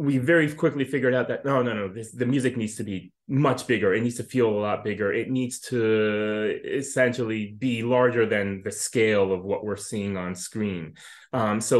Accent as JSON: {"language": "English", "country": "United States", "tie": "born or raised there", "said": "I grew up here in the United States."}